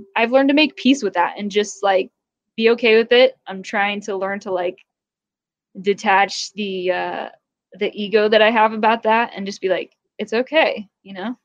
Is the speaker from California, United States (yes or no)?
yes; California, United States; growing up in California